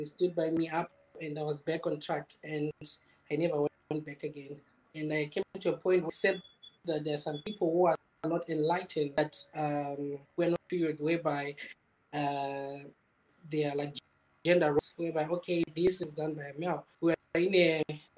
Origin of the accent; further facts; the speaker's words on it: Zimbabwe; moved away as an adult; now in Wuhan, China; I'm from Zimbabwe.